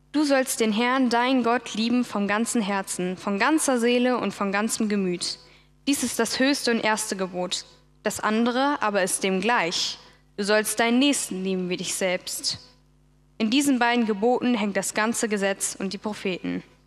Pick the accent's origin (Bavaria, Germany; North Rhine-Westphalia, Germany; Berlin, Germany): Berlin, Germany; Ich bin aufgewachsen in Berlin als eine von vier Geschwistern